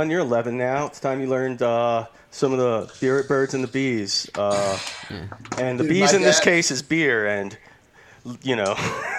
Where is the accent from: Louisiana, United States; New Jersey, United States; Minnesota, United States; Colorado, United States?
Louisiana, United States; I'm from Louisiana.